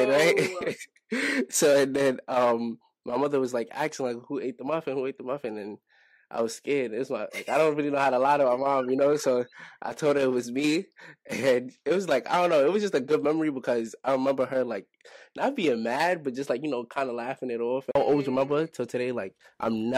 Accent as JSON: {"language": "English", "town": "New York City", "region": "New York", "country": "United States", "tie": "born or raised there", "also_born_or_lived": "Brooklyn", "said": "I was born in Brooklyn, but I was raised in Harlem."}